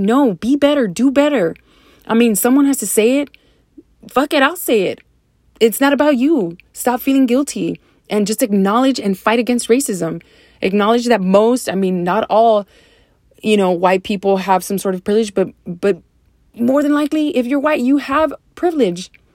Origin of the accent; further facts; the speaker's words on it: Deep South Texas, United States; moved away as an adult; now in San Antonio, United States; I grew up in Deep South Texas, which is predominantly Hispanic, um, culture.